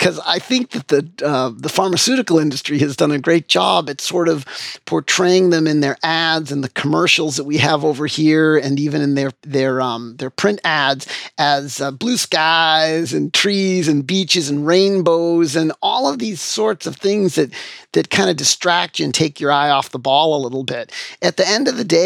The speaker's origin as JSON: {"language": "English", "town": "Framingham", "region": "Massachusetts", "country": "United States", "tie": "born or raised there", "said": "in my hometown, I take care of patients at the hospital where I was born, which is a real pleasure for me. It's really great to be, you know, active in my hometown, my home community where I grew up, where I was born and raised."}